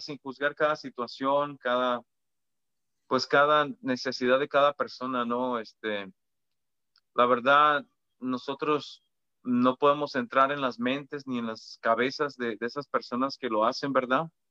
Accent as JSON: {"language": "Spanish", "country": "Mexico", "said": "los que somos mexicanos"}